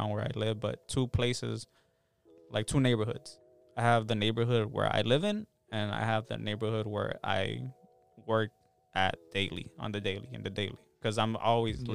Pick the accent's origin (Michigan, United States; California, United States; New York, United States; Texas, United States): California, United States; Los Angeles; I grew up in South Central